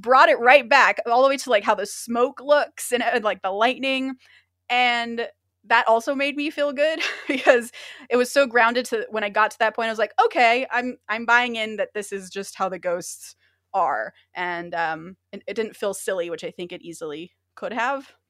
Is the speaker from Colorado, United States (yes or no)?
no; Orange County, California, United States; I'm from Orange County